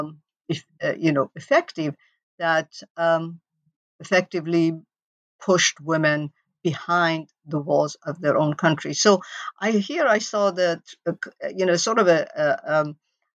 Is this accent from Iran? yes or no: yes; Iran; moved away; growing up in Iran